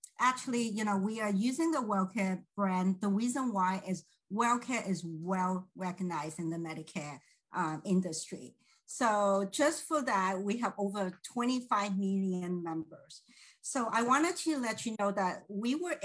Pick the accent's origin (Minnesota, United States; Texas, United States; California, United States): California, United States; San Francisco Bay Area; I'm from San Francisco Bay Area